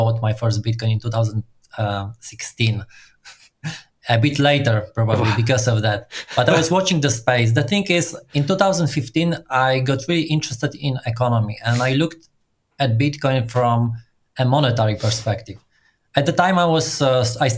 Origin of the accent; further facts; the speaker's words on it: Poland; I'm from Poland and I grew professionally in startup community.